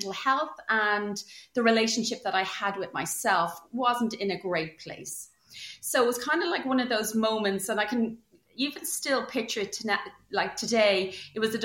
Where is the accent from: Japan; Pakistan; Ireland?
Ireland; a seaside town just south of Dublin, Leinster; moved away as an adult; also born or lived in India; now in near London, United Kingdom; I actually grew up in Ireland. I'm Irish. You might be able to tell from my accent. So I grew up in a seaside town in just south of Dublin